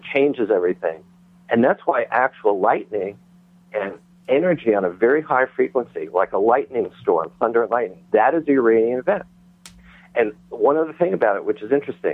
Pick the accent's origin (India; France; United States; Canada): United States; New York; I was raised in New York